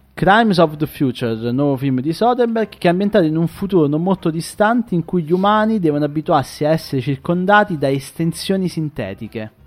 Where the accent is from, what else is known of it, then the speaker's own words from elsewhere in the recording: province of Salerno, Campania, Italy; io vengo dalla provincia di Salerno